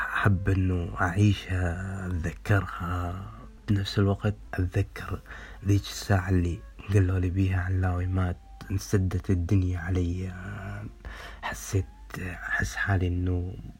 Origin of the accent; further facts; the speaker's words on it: Iraq; moved away as an adult; من العراق